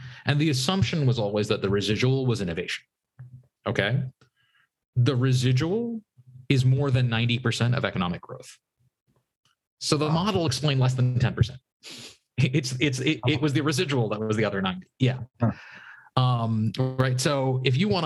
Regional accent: United States; I grew up outside Washington, D.C.

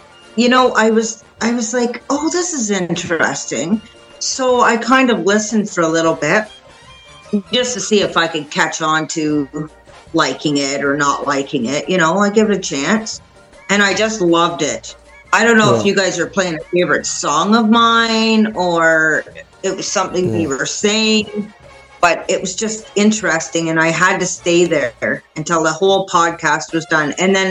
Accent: Canada; I'm from Canada

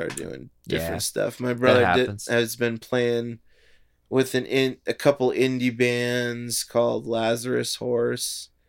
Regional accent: Littleton, Colorado, United States; also born or lived in Lakewood; I grew up in Littleton.

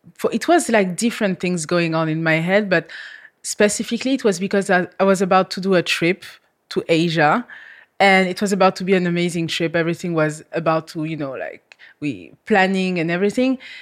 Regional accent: France; English is a second language; moved away as an adult; now in Malta; I come from France

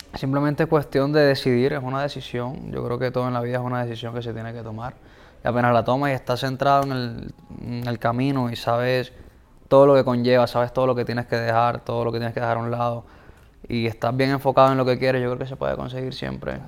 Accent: Colombia; crecí en, barrios en Colombia

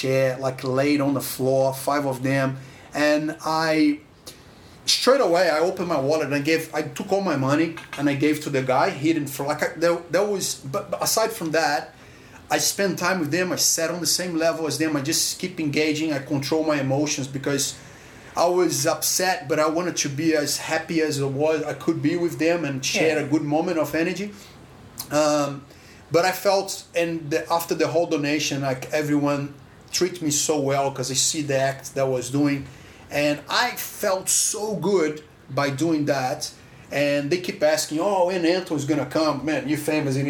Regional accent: Brazil; now in Australia; I come from Brazil

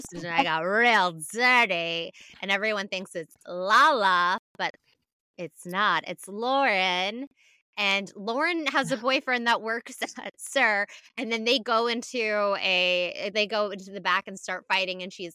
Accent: United Kingdom; I'm British.

